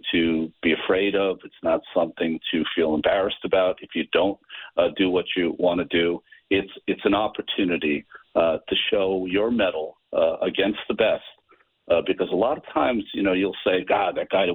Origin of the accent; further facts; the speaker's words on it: United States; I'm an American.